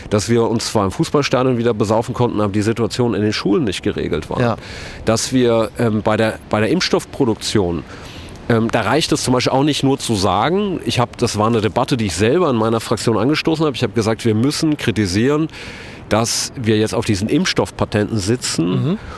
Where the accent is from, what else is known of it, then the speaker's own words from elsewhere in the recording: Kassel, Hesse, Germany; Ich komme aus Kassel-Brauxel